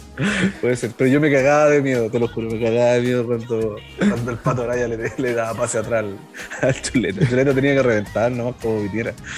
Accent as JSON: {"language": "Spanish", "country": "Chile", "said": "somos del Curi y más encima somos chilenos"}